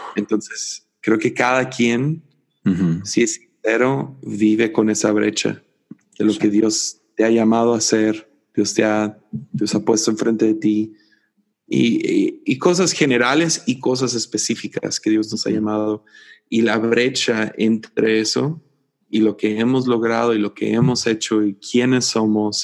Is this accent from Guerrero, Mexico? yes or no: no; Tepic, Nayarit, Mexico; soy el vato de Tepic